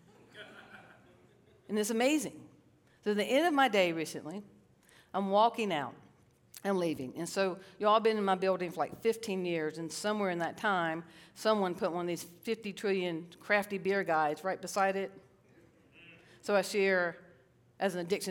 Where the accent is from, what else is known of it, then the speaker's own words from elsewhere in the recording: Fort Mill, South Carolina, United States; I'm a redneck from Fort Mill.